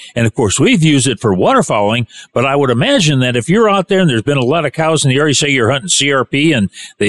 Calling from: Northwest Kansas, United States; we're calling it from Northwest Kansas.

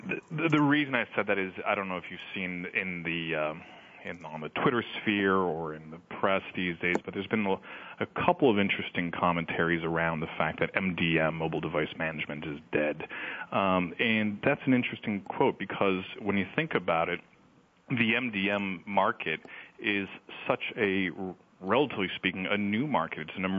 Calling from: Boston, Massachusetts, United States; I am calling from Boston.

